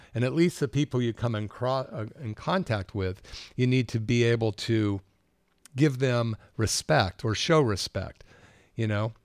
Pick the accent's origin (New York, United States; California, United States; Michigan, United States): California, United States; Berkeley; also born or lived in Capitola, California; growing up in Berkeley in the sixties